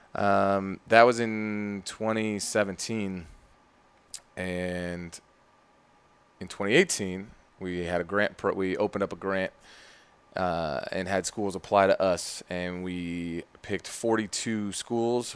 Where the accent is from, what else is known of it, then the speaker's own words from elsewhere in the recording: Phoenix, Arizona, United States; also born or lived in Ashburn, Virginia; now in Richmond, United States; I'm from Phoenix